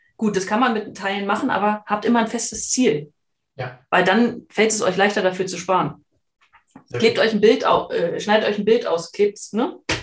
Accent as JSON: {"language": "German", "country": "Germany", "said": "wir sind ja beide aus der Region"}